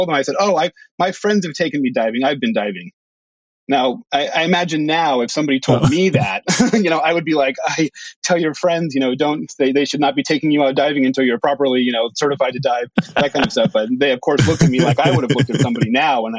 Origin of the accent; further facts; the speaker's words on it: San Francisco, California, United States; moved away as an adult; also born or lived in Bahamas / Oregon / Hawaii; now in Friday Harbor, United States; I grew up in San Francisco